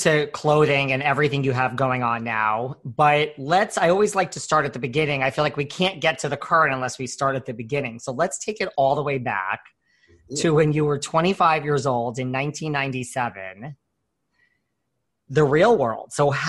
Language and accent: English; New York City, New York, United States; I'm from New York. I couldn't see it living anywhere else besides New York City.